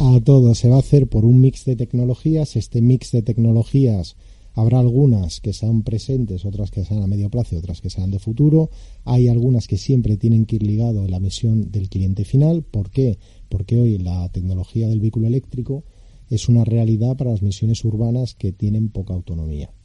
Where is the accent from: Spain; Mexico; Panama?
Spain; somos españoles